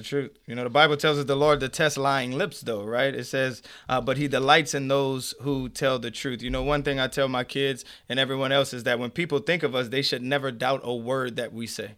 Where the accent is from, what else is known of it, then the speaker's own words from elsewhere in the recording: Avery Island, Louisiana, United States; moved away as an adult; also born or lived in New Orleans, Louisiana; I grew up in Avery Island, Louisiana